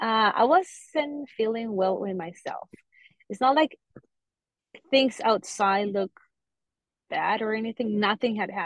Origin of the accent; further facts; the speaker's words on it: Colombia; now in Fort Lauderdale, United States; I'm originally from Colombia, and I'm currently living in South Florida, in Fort Lauderdale.